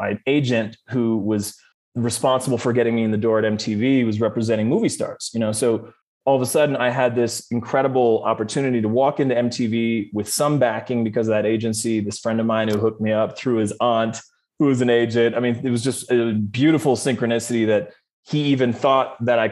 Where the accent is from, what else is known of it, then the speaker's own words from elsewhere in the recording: Canada; what I grew up with in Canada